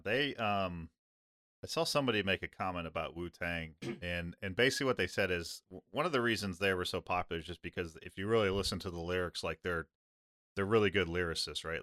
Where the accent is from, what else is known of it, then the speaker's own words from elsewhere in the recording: Midwest, United States; I grew up in the Midwest